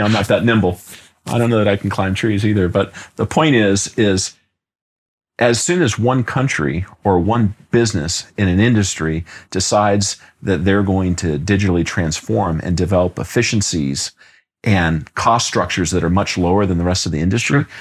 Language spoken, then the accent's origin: English; Los Angeles, California, United States; moved away as an adult; I grew up in Los Angeles, California, and lived there the first 20 plus years of my life